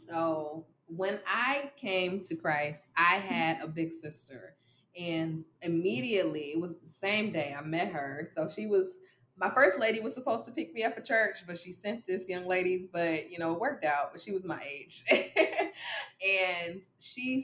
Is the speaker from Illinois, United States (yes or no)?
yes; Dolton, Illinois, United States; I am 26 years young, and I am from Dalton, Illinois, and that's right outside of Chicago